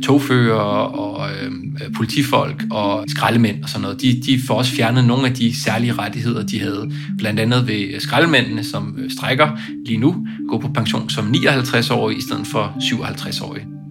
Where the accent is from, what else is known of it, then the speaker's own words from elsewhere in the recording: Denmark; moved away as an adult; also born or lived in Brussels, Belgium; now in Paris, France; jeg er dansker